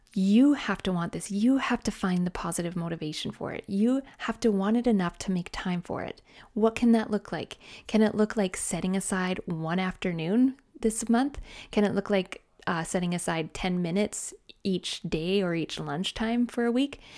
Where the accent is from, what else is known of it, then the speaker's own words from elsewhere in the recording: Canada; I'm Canadian